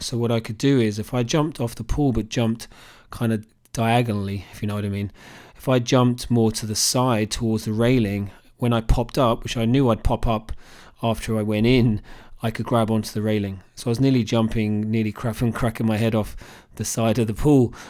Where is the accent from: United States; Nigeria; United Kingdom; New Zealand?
United Kingdom; Cambridge, East of England; growing up in Cambridge